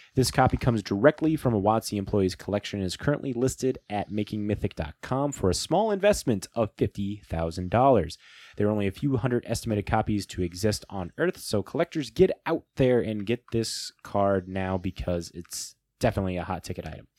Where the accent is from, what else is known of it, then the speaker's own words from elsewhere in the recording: Midwest, United States; we're from the Midwest.